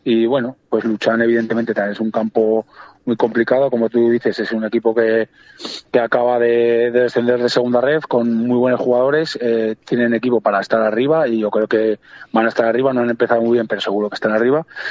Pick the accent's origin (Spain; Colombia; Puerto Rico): Spain; Cariñena, Aragon; yo soy de allí, de, de Carillena, soy natural de allí